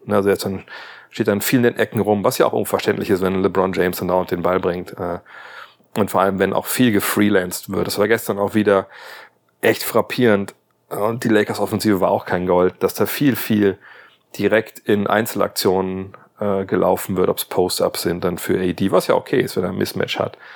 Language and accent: German; Wolfsburg, Lower Saxony, Germany; Werker halt, nennen wir das bei uns in Wolfsburg